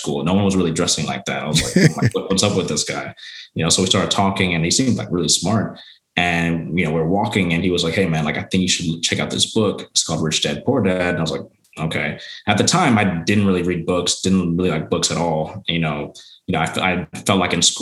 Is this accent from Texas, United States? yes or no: yes; Arlington, Texas, United States; born and raised in Arlington, Texas.